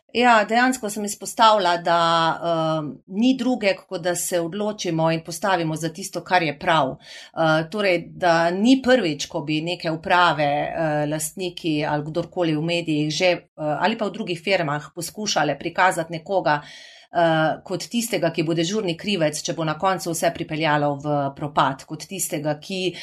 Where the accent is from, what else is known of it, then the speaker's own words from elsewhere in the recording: Carinthia, Koroška, Slovenia; accent: Carinthian melody; To, da sem Korošica